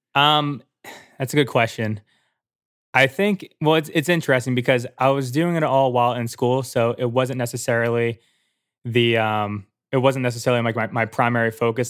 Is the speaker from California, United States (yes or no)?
no; New Jersey, United States; moved away as an adult; also born or lived in Philadelphia; I was born and raised in New Jersey.